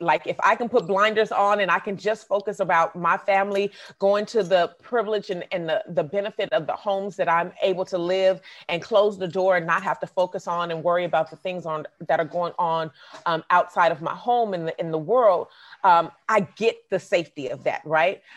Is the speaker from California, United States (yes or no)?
yes; Oakland, California, United States; I grew up in the Bay Area, but I've also lived in Southern California.